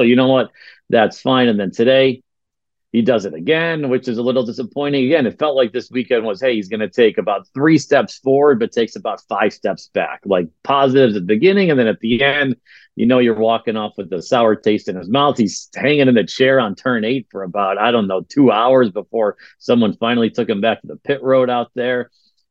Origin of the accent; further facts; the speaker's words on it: United States; I'm an American.